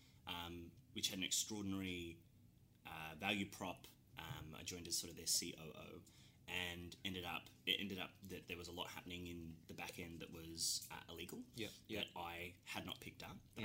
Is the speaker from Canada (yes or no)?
no; Cairns, Queensland, Australia; moved away as an adult; also born or lived in Melbourne; I'm from Cairns originally, in far north Queensland